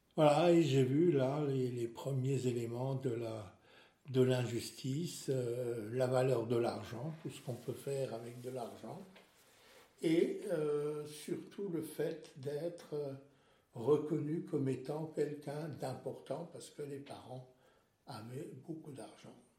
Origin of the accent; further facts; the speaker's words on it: Benfeld, Grand Est, France; first language Alsatian and German; French is a second language; moved away as an adult; also born or lived in Erstein / Strasbourg / Metz / Amiens; je suis né à Irstein et j'ai habité pendant très longtemps à Benfeld